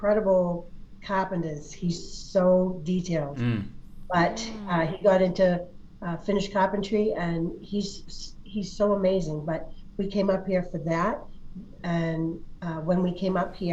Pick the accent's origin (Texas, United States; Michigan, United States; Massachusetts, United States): Massachusetts, United States; Boston; moved away as an adult; also born or lived in Portsmouth; I grew up in Boston